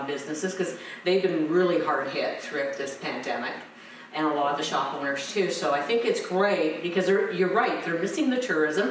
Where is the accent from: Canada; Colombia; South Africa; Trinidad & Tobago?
Canada; Chatsworth, Ontario; I'm from Chatsworth. I live in Chatsworth.